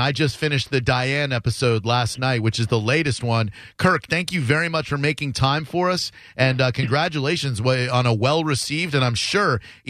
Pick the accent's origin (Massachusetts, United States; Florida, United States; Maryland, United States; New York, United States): Massachusetts, United States; moved away; I'm from Massachusetts.